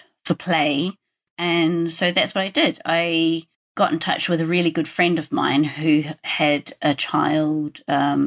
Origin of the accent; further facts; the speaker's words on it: New Zealand; moved away; I grew up in New Zealand and I was a nature kid